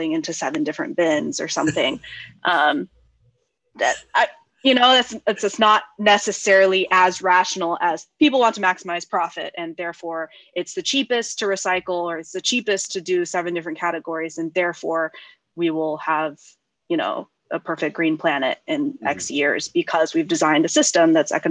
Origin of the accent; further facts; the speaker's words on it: Silicon Valley, California, United States; I grew up in Silicon Valley.